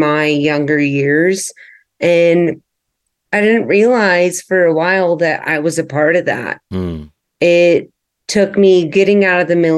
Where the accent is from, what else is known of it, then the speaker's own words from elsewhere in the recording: Texas, United States; now in Denver, United States; I am born and raised in Texas, but currently living in the Denver area